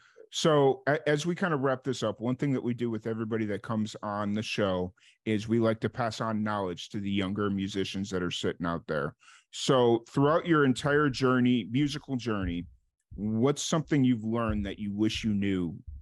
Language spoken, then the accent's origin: English; Chicago, Illinois, United States; moved away as an adult; So I grew up in Chicago